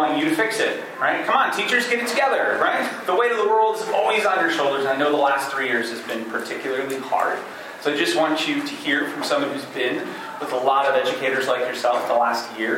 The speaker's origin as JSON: {"language": "English", "region": "Michigan", "country": "United States", "also_born_or_lived": "New York City", "moved": "as an adult", "said": "I am originally from Michigan, but I had been spending the last 4 years in church planting work in the heart of New York City"}